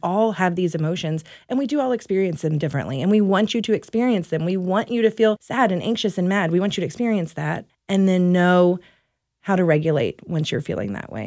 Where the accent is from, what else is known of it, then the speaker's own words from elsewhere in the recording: Louisiana, United States; moved away as an adult; also born or lived in Dallas, Texas; now in Mesquite, United States; I am from Louisiana, uh, originally